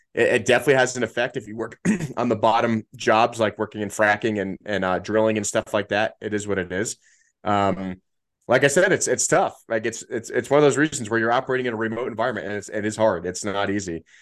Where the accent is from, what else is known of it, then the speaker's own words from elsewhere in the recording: New Jersey, United States; also born or lived in New York; I grew up with a lot of Russians, I'm from New Jersey